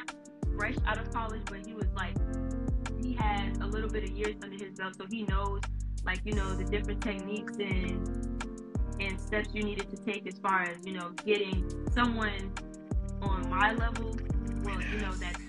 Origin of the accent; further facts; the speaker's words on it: Georgetown, South Carolina, United States; Growing up in a small community, coming from a small town, going to a small high school